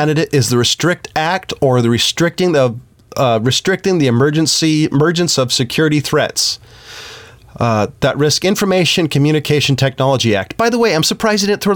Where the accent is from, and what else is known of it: United States